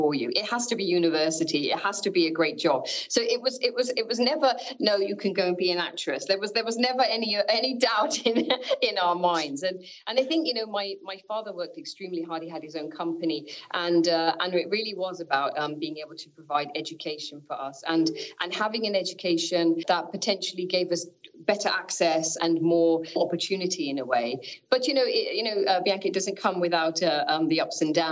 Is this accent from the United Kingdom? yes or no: yes; Northampton, East Midlands, United Kingdom; they decided to move to Northampton, which is my hometown in the middle of the UK Midlands, as we call it. My sister and I were born there